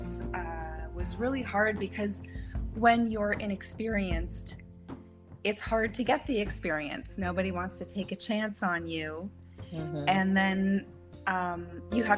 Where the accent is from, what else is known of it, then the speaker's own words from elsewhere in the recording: Maple, Ontario, Canada; moved away as an adult; also born or lived in New York City, United States; I'm originally from Maple, Canada